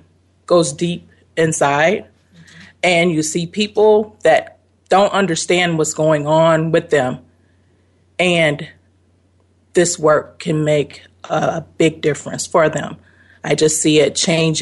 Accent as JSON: {"language": "English", "town": "Chicago", "region": "Illinois", "country": "United States", "said": "I'm actually from Chicago, Illinois"}